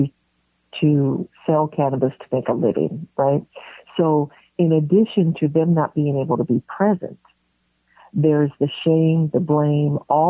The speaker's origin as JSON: {"language": "English", "town": "San Francisco", "region": "California", "country": "United States", "tie": "born or raised there", "said": "I was born and raised in San Francisco"}